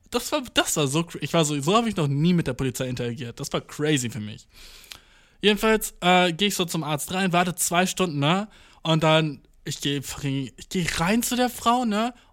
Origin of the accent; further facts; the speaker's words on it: Göttingen, Lower Saxony, Germany; Ich bin so, äh, aus Göttingen, aber ich wohne hier.